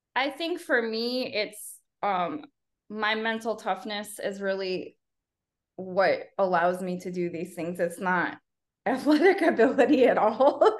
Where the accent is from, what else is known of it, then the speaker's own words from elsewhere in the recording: Chicago, Illinois, United States; moved away as an adult; also born or lived in Fort Worth, Texas; now in Los Fresnos, United States; I'm from the south suburbs of Chicago